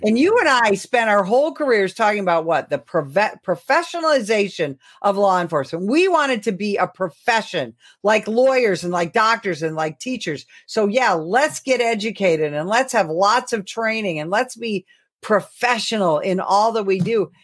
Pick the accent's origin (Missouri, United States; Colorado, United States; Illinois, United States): Illinois, United States; my home state of Illinois